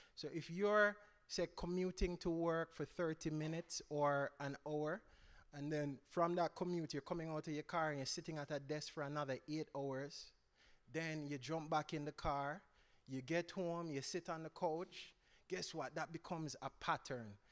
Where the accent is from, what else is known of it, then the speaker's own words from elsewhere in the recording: Jamaica; I grew up, I'm Jamaican, so I grew up in Jamaica.